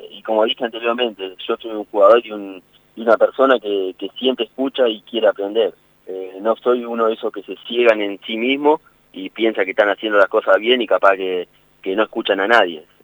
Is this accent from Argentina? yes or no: yes; Argentina; Yo del pueblo donde soy, cerca de Paraná, vivo a un kilómetro.